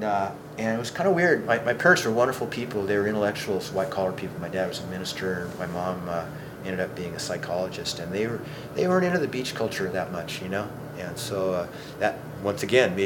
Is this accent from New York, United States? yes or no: no; Los Angeles, California, United States; also born or lived in Alameda; And so I was born in Alameda, which is up here on the bay. And I think, I can't remember quite the years and stuff, but in the late 50s, I ended up with my parents down in Los Angeles someplace, you know?